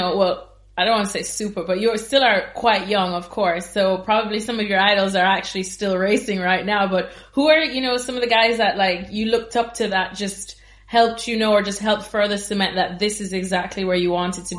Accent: Jamaica; I grew up in Jamaica

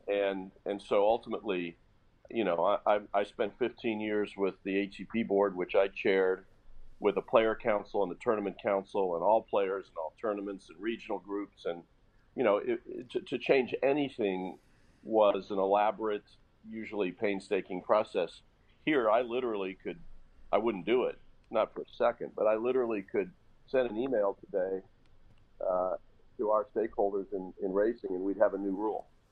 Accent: Indianapolis, Indiana, United States; in Indianapolis, my hometown

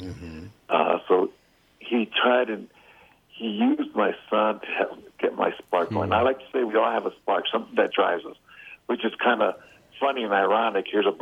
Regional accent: Chicago, Illinois, United States; Well, I'm from Chicago, so I'm White Sox.

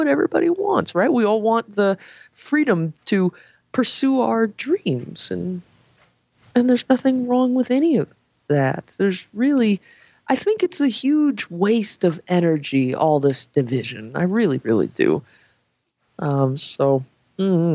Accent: California, United States; I grew up in California where there's, again, all walks of life.

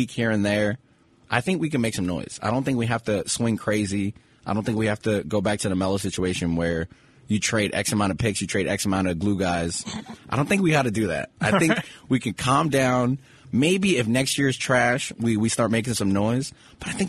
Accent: New York City, New York, United States; I'm from Brooklyn.

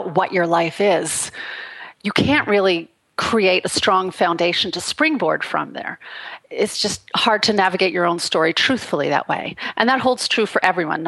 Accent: Canada; moved away as an adult; now in Los Angeles, United States; I grew up in Canada. In a very, very remote rural place

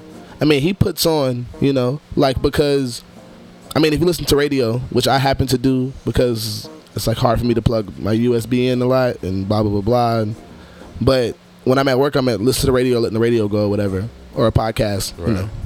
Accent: United States; I'm also from America

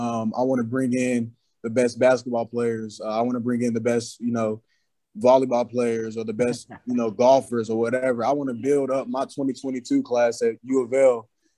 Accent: Louisville, Kentucky, United States; I grew up watching basketball, football, Teddy Bridgewater, Preston Brown, all them guys.

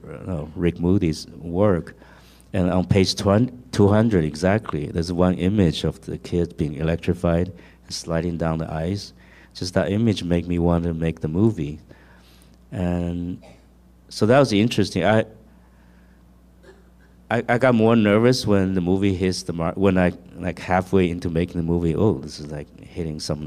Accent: Taiwan; English is a second language; moved away as an adult; now in United States; I grew up in Taiwan

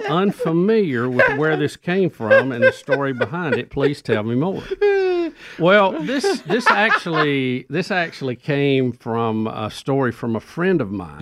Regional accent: Jacksonville, United States; moved away as an adult; now in Birmingham, United States; I went back and actually worked in my hometown of Jacksonville for a while

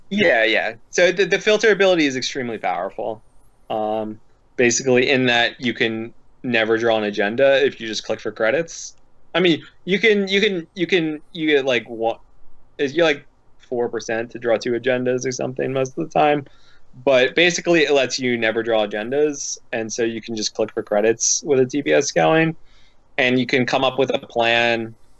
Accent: Philadelphia, Pennsylvania, United States; moved away; also born or lived in Midwest; I'm from the Philadelphia area, and everyone I grew up with is rude and interrupts each other

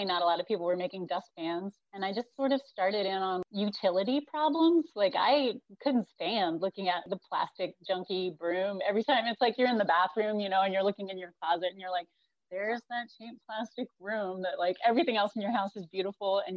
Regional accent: North Carolina, United States; moved away as an adult; also born or lived in Northeast Missouri; now in Berea, United States; I grew up in North Carolina

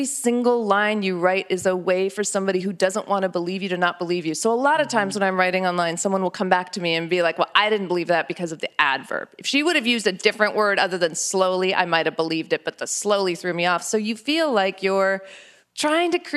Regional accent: New Mexico, United States; growing up in New Mexico and being this kind of Indian

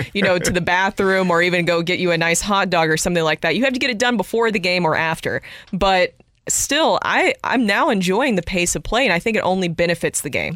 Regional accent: Nashville, Tennessee, United States; that's my hometown

